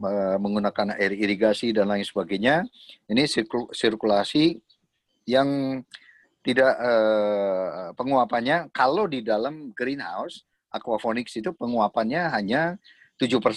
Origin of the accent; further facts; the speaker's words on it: Surakarta, Central Java, Indonesia; also born or lived in Tawangmangu; saya lahir di Solo